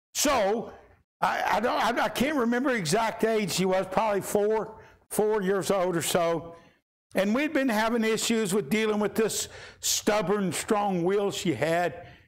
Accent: Kentucky, United States; we're from Kentucky

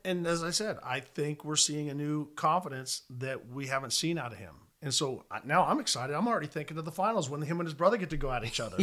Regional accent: Southern California, United States; I grew up in Southern California

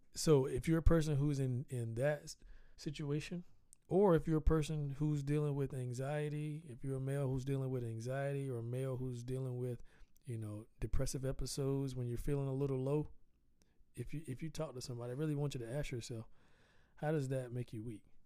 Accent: the South, United States; I'm Southern. I'm from the South. I actually I grew up on a dirt road

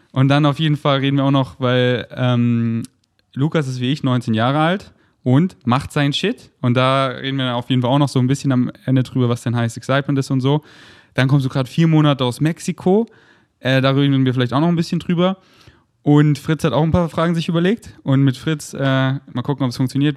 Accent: Munich, Bavaria, Germany; now in Berlin, Germany

